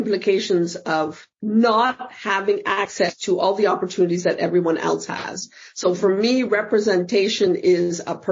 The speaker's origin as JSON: {"language": "English", "country": "Canada", "tie": "born or raised there", "also_born_or_lived": "Fort Lauderdale, United States / New York, United States", "moved": "as an adult", "lives_now": "Amsterdam, Netherlands", "said": "as a kid growing up in Canada"}